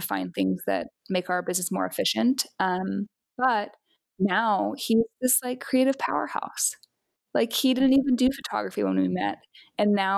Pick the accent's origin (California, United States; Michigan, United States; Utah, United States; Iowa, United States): Utah, United States; I'm originally from Utah, and I hiked and camped and stuff a bunch when I was growing up